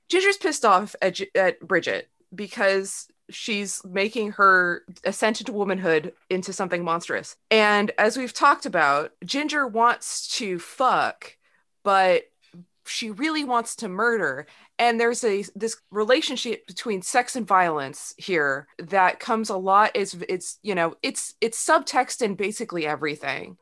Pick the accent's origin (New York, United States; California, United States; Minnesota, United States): California, United States; Sacramento; I grew up in Sacramento